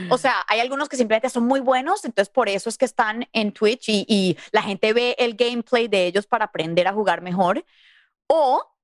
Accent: Mexico; y como somos mexicanos, quiero {S1} poner este {S2} autógrafo en su altar del día del Día de los Muertos

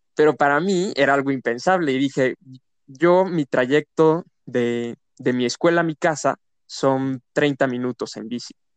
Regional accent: Querétaro, Mexico; yo aquí nací en Querétaro y me tocó esta etapa en donde Querétaro tiene un crecimiento demográfico

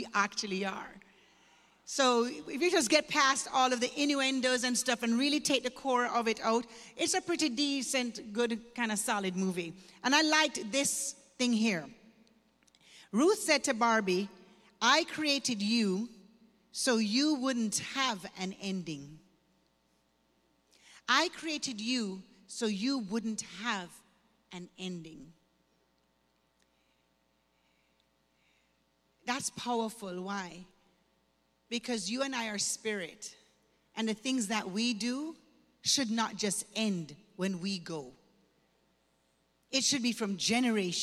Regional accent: Kingston, Jamaica; moved away; I was born and raised in Jamaica, Kingston, Jamaica

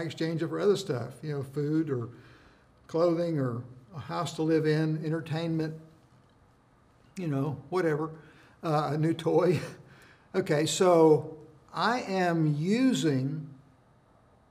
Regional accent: United States; as an American citizen

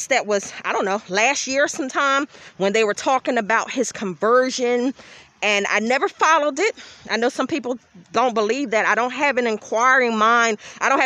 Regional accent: Philadelphia, Pennsylvania, United States; I grew up in Philadelphia, so of course I was around rap.

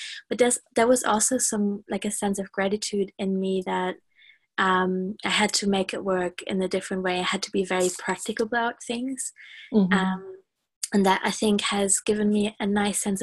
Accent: Germany; now in United Kingdom; I am from Germany

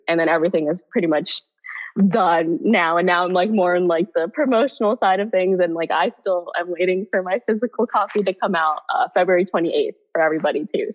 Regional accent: Bay Area, California, United States; now in New York, United States; I'm technically from the Bay Area and stuff, or originally from the Bay Area.

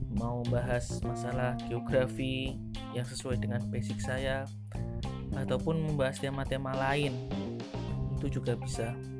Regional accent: Indonesia; accent: medok; suara saya agak medok

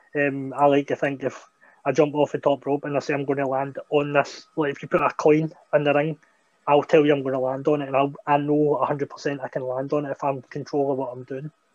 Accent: Greenock, Scotland, United Kingdom; a school opening up um, in my hometown

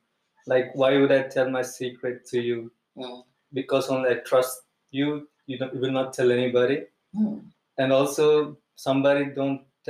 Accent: India; now in Gothenburg, Sweden; I came from India and living in Gothenburg.

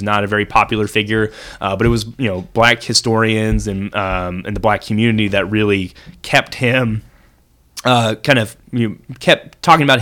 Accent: Virginia, United States; I grew up in the South. My family's all from Virginia and North Carolina

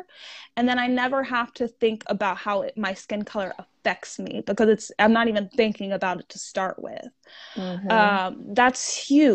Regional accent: United States

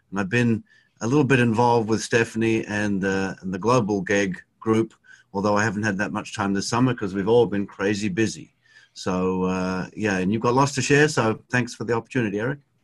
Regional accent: Australia; now in Ohio, United States; I'm originally from Australia

